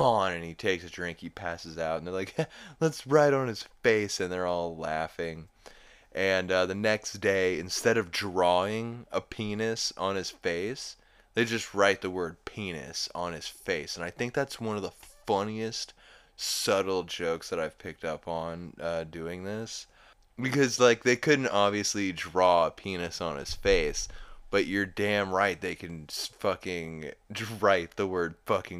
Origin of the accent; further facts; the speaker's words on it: Oklahoma, United States; I'm from Oklahoma